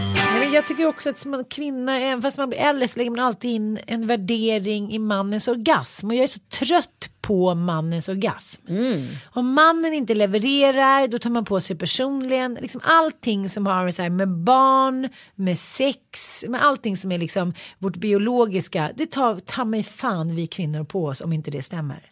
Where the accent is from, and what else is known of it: Sweden